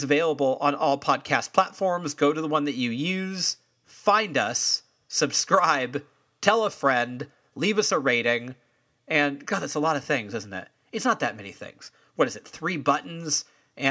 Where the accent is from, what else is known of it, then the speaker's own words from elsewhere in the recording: California, United States; I am a Californian